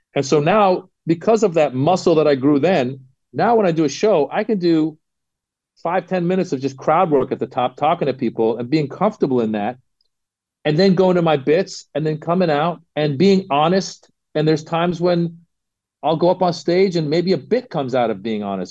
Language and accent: English; Northern California, United States; I grew up in Northern California